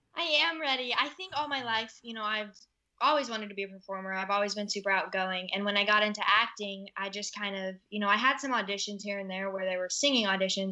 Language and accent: English; Iowa, United States; now in Los Angeles, United States; you come back home to Iowa and it's just this country living.